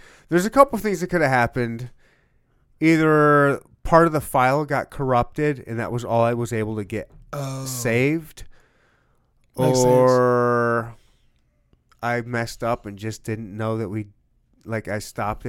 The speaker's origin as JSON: {"language": "English", "region": "Michigan", "country": "United States", "tie": "born or raised there", "moved": "yes", "lives_now": "Kansas City, United States", "said": "All right, he's a Kansas City dude. I'm a Kansas City dude. I was born and raised in Michigan, moved around Air Force, but I'm a Kansas City dude."}